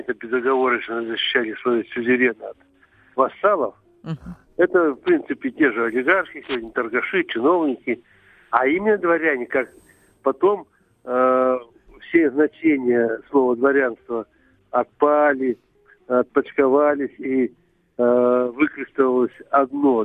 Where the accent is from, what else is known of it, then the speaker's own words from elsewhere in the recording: Altai Krai, Russia; now in Moscow, Russia; мы это, родились вместе в, на Алтае там и прошли всю жизнь до Москвы